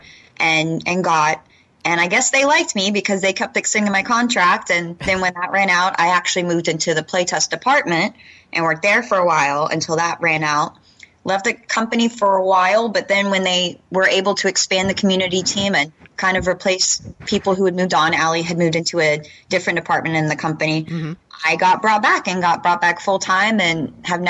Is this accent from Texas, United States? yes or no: yes; Texas, United States; I grew up in Texas